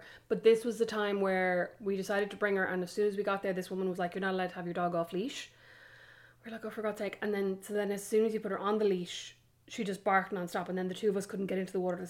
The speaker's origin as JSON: {"language": "English", "country": "Ireland", "moved": "yes", "lives_now": "United States", "said": "I'm Irish."}